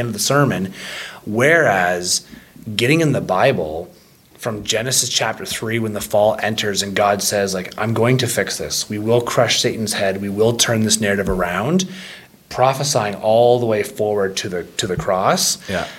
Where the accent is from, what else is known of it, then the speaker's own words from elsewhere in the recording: Ontario, Canada; moved away; Growing up in Ontario